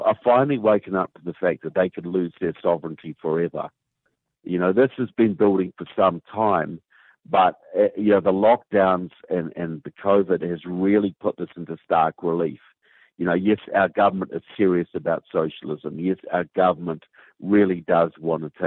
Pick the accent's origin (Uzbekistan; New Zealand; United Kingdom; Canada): New Zealand; accent: southern; as you can tell by my southern accent, I'm from New Zealand